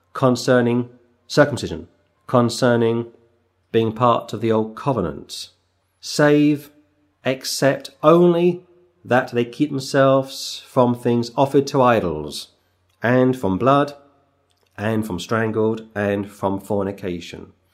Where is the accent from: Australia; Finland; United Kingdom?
United Kingdom; England; as an Englishman